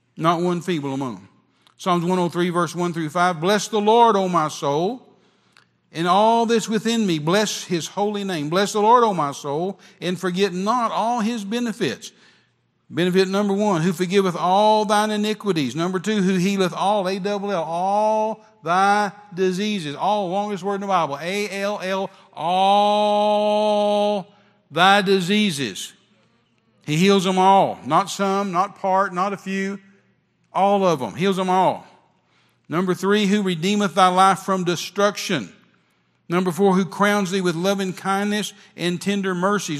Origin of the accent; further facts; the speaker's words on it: West Texas, United States; me being raised in West Texas around rattlesnakes